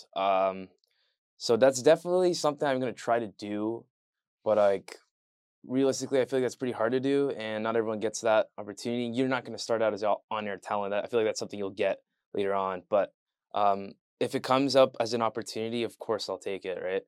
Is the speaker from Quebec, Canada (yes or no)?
no; Leamington, Ontario, Canada; moved away; I'm from a town called Leamington, Ontario